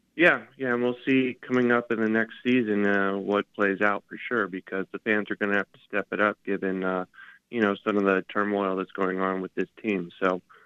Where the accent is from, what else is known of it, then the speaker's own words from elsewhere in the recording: Colorado, United States; growing up in Colorado